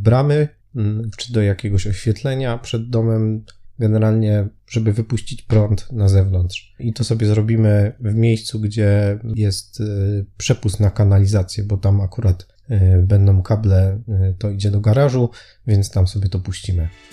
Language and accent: Polish; Silesian Voivodeship, Poland; U nas na Śląsku mówi się na to szteter